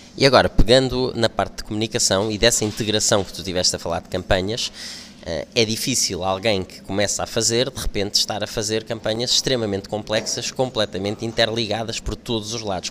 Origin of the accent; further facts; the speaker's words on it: Lisbon, Portugal; eu sou de Lisboa